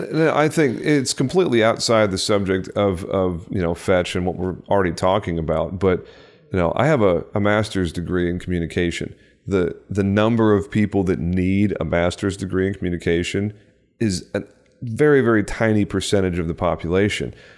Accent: Texas, United States; my home state of Texas

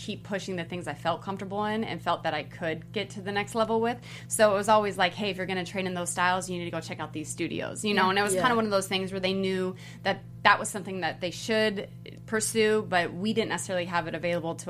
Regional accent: Los Angeles, California, United States; also born or lived in West Covina; I grew up in East LA, El Monte kind of area, and I had moved to West Covina

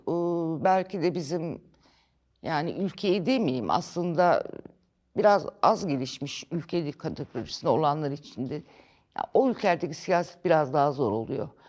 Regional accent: İzmit, Kocaeli, Turkey; also born or lived in Tunceli; now in Ankara, Turkey; ben ilkokul 5'e e kadar Ankara, ondan sonra İzmit.

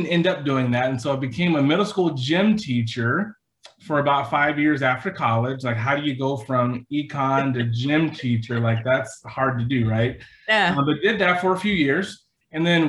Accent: Silicon Valley, California, United States; moved away as an adult; also born or lived in Walla Walla, Washington; I'm from California, born and raised in Silicon Valley

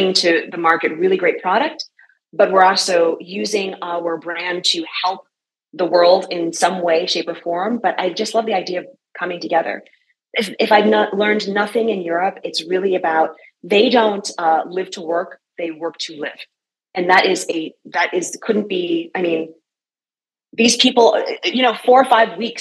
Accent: New York City, New York, United States; moved away as an adult; I'm from New York City, where you eat and you run

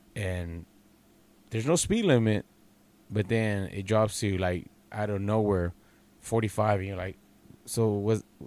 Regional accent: Texas, United States; I'm from Texas

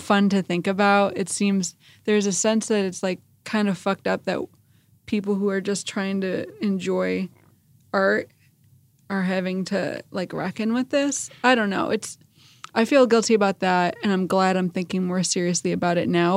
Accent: Chicago, Illinois, United States; I grew up in Chicago

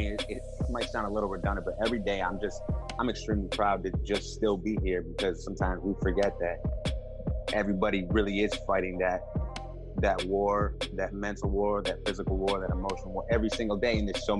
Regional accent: Boston, Massachusetts, United States; also born or lived in Milton; I was born in Boston. I lived in, Milton for a little while, which is, right outside of it. And then I actually... my family moved to a nicer town up north where I spent my middle school years. But I've lived in five different states.

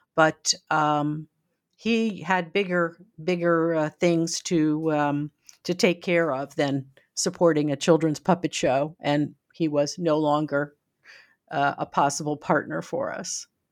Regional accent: United States; as an American, uh, used to more freedoms.

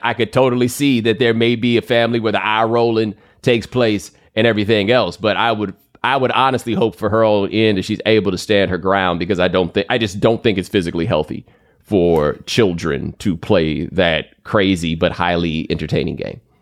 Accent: Texas, United States; I grew up in Texas

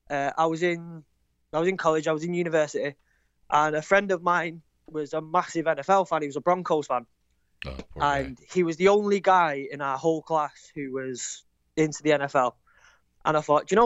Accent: Manchester, North West England, United Kingdom; I'm from Manchester.

